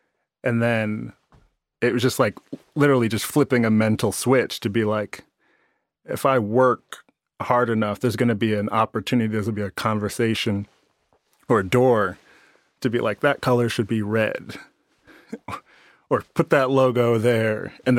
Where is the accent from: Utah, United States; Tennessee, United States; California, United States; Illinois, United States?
Illinois, United States; Chicago; I'm from Chicago. It's like the black kid